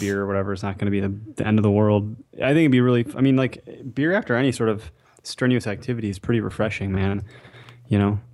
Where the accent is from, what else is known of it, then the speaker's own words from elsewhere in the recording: Wisconsin, United States; we are from Wisconsin